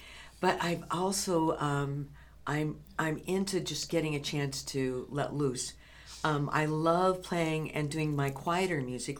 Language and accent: English; California, United States; moved away as an adult; now in Spokane, United States; So originally from California, but not for very long.